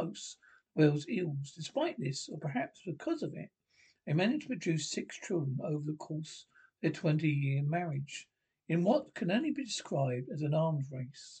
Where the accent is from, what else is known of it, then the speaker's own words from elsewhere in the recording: Canada; moved away as an adult; I am Canadian